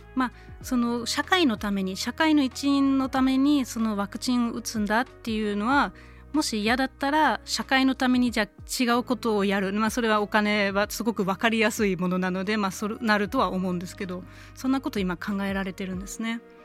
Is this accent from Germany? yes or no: yes; Germany; born or raised there; now in Japan